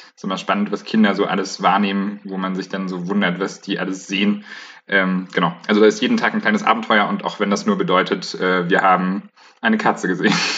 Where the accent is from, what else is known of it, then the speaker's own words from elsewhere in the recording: Bayreuth, Bavaria, Germany; now in Leipzig, Germany; Ich komme äh, ursprünglich aus Bayreuth, wohne aber gerade in Leipzig